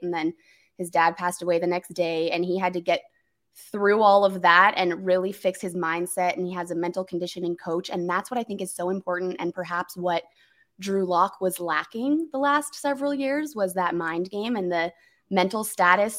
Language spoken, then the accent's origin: English; Denver, Colorado, United States; I'm from Denver